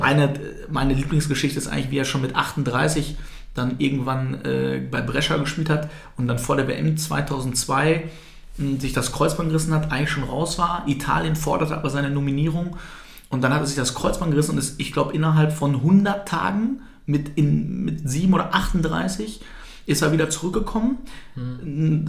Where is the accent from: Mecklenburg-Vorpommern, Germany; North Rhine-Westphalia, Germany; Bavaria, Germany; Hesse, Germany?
North Rhine-Westphalia, Germany; Altkreis; now in Bielefeld, Germany; ich bin im Altkreis groß geworden